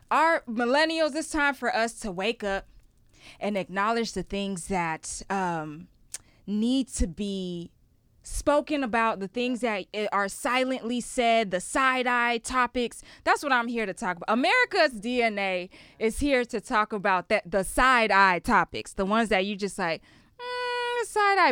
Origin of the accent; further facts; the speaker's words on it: Ghana; moved away; also born or lived in Houston, Texas, United States; I was born in Houston, Texas, I grew up in Ghana. And then when I came back to Houston, Texas